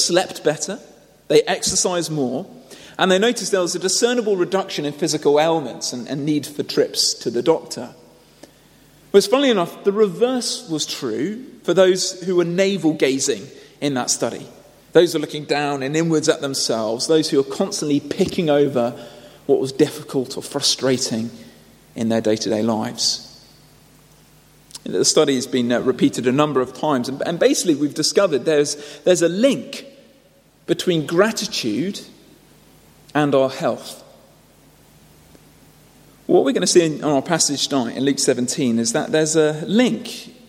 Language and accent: English; United Kingdom; Now, we might dismiss this as not really very necessary. We might say, well, my culture, I'm British, we might say my culture is a little bit this way inclined.